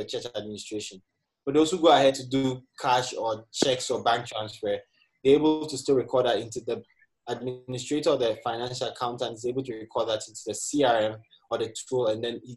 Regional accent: Ghana; moved away; Growing up in Ghana, you grow up in the community and you have this community sense.

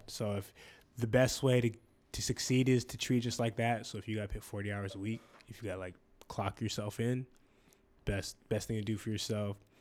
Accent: Spanaway, Washington, United States; growing up in Spanaway

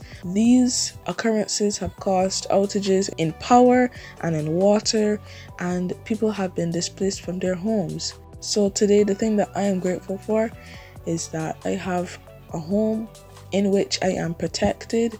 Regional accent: Barbados; I'm from Barbados

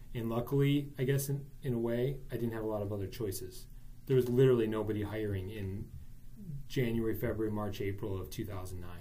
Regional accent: New Berlin, Wisconsin, United States; I grew up in New Berlin

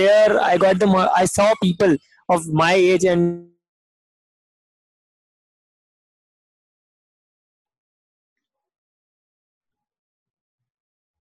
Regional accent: India; I'm from India

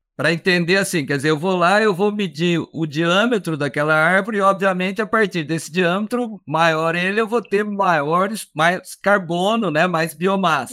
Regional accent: Minas Gerais, Brazil; eu sou de Minas Gerais

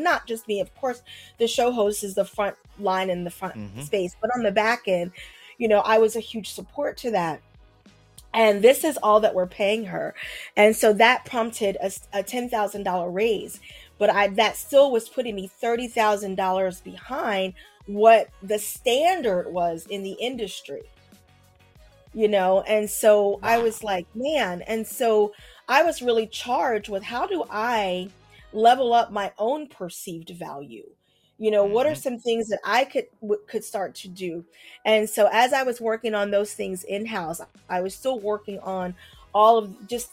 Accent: Philadelphia, Pennsylvania, United States; now in New York, United States; I'm from Philadelphia, but I live in New York now

